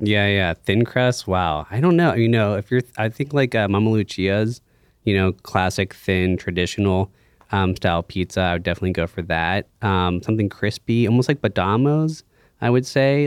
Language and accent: English; Pittsburgh, Pennsylvania, United States; I grew up in the North Hills here in Pittsburgh